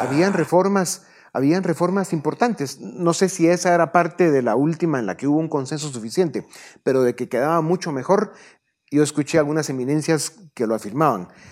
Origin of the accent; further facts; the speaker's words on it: Guatemala; Somos guatemaltecos